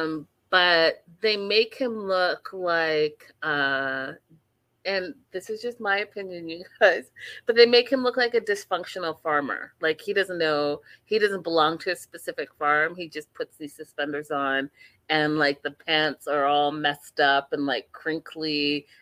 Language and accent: English; Canada; I'm Canadian